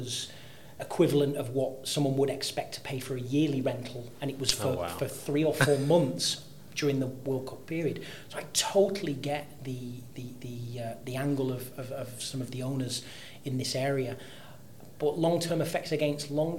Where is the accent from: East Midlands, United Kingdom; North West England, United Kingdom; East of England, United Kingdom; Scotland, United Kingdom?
North West England, United Kingdom; Manchester; now in Dubai, United Arab Emirates